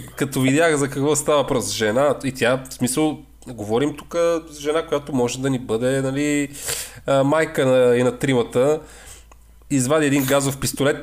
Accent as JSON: {"language": "Bulgarian", "area": "the Northwest", "region": "Northwest Bulgaria", "country": "Bulgaria", "said": "ние, които сме от Северозапада"}